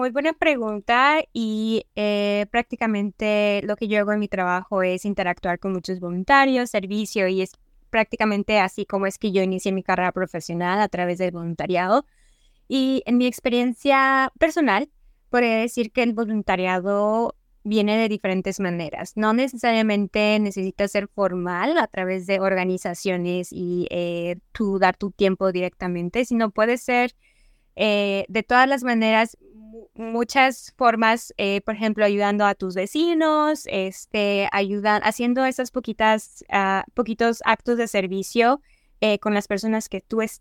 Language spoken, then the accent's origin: Spanish; Mexico; No necesariamente hay muchas personas con las que yo me pueda identificar como mexicanos. siento que el grupo de mexicanos que hay aquí es muy pequeño